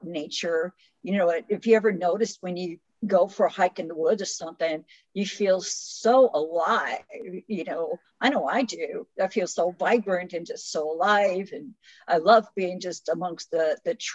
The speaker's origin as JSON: {"language": "English", "town": "Chicago", "region": "Illinois", "country": "United States", "tie": "born or raised there", "moved": "yes", "lives_now": "Louisiana, United States", "said": "I lived in Chicago, was born and raised in Chicago"}